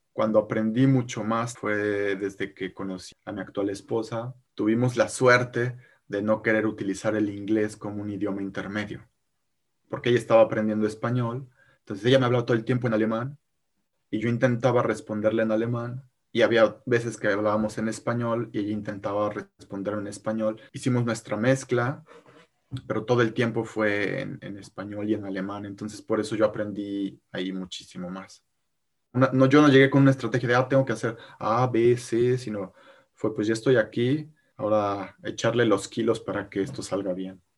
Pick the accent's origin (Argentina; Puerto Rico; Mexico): Mexico; moved away as an adult; now in Germany; cuando voy estoy con mi chip mexicano, digo yo, y manejo como mexicano